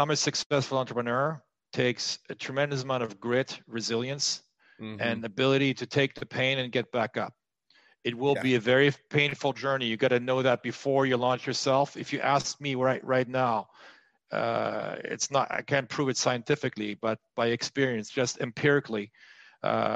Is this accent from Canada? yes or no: no; France; moved away as an adult; also born or lived in United States; I moved from France to the U.S., spent 25 years there and came back in 2018